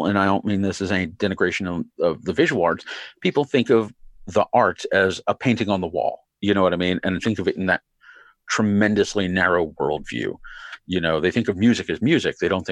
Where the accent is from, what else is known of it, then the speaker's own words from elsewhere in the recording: Philadelphia, Pennsylvania, United States; I grew up in Philly